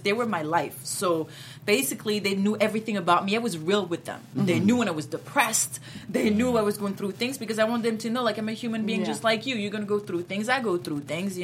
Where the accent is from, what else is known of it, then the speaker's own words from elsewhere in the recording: France; first language French; English is a second language; also born or lived in Martinique / America; now in United States; I grew up in France